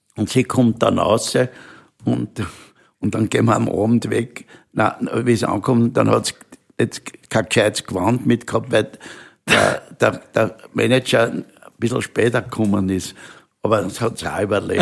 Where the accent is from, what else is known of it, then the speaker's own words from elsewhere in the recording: Vienna, Austria; bin ein Wiener und ich bin stolz drauf